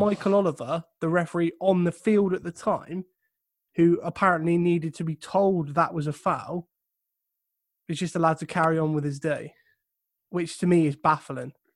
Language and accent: English; England, United Kingdom; I'm English